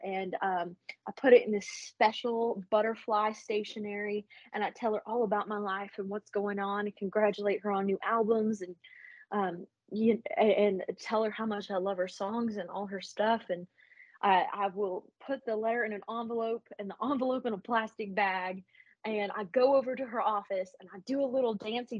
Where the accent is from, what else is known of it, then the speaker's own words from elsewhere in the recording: Appalachia, United States; I grew up in the Smoky Mountains, which is part of the Appalachian Mountain range.